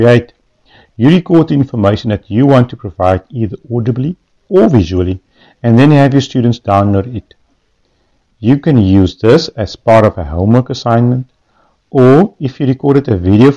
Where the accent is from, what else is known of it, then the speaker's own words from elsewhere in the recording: Western Cape, South Africa; I'm from Genandel in the Western Cape